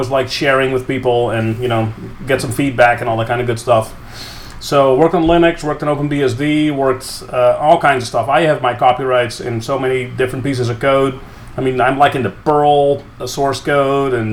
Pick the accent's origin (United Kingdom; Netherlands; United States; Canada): Netherlands; I grew up in the Netherlands